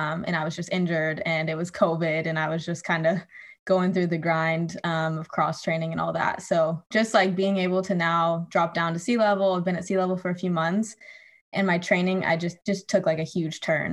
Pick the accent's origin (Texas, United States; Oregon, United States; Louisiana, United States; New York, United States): Oregon, United States; moved away as an adult; also born or lived in Flagstaff, Arizona; So I'm from Oregon originally, and my family kind of lives like in the suburbs.